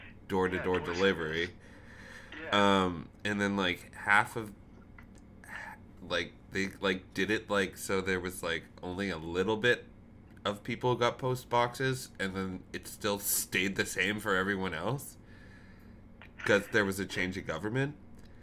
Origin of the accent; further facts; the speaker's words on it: near St. Adolphe, Manitoba, Canada; I also grew up in the country